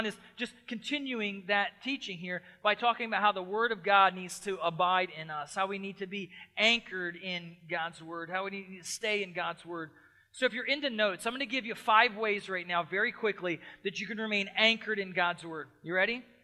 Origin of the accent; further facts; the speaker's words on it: Lancaster, Pennsylvania, United States; moved away; I grew up on the East Coast. I grew up close to Lancaster, Pennsylvania